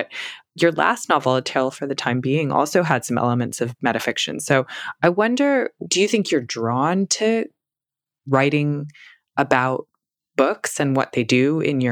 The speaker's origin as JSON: {"language": "English", "country": "United States", "said": "I'm from America"}